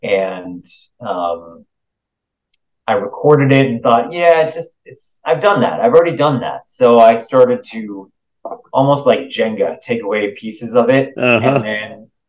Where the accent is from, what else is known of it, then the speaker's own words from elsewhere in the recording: Southern California, United States; I used to do this thing in my hometown. I grew up in Southern California